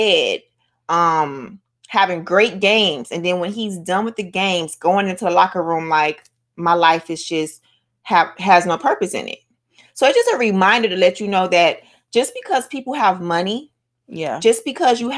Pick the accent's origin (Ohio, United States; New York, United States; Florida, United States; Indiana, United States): Florida, United States; Miami; I'm from Miami. I'm not from Florida. I'm from Miami, Dade County, United States of America.